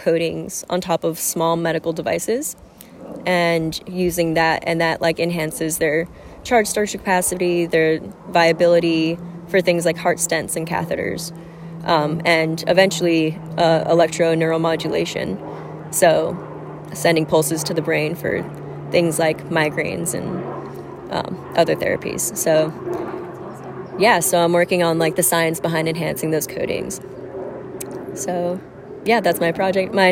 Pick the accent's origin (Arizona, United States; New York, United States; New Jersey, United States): New Jersey, United States; moved away as an adult; now in San Diego, United States; I come from Jersey